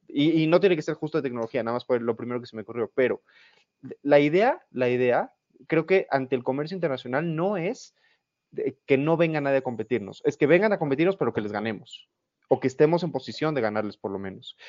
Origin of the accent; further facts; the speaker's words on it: Mexico; como mexicanos